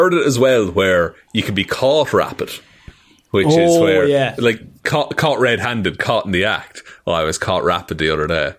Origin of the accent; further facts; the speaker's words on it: Ireland; We don't even have Irish brogue accents.